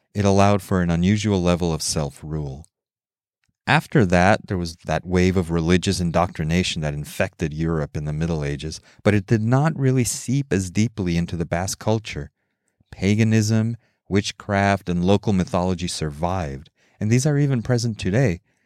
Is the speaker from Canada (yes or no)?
no; Mexico City, Mexico; I grew up in Mexico City